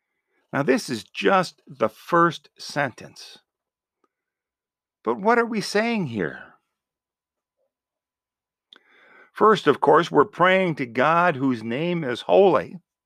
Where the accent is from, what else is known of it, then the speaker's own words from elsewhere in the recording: Buffalo, New York, United States; In my home parish where I grew up in Buffalo, New York